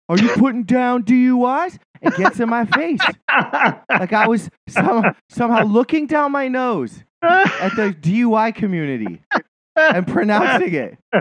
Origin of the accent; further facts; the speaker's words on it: Montana, United States; moved away; my hometown